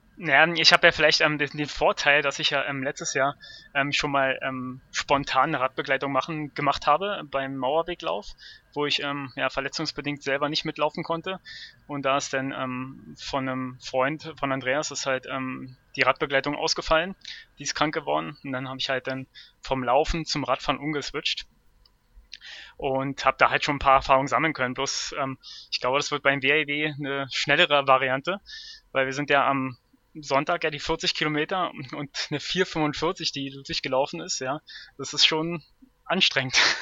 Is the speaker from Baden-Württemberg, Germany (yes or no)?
no; Berlin, Germany; bin aus Berlin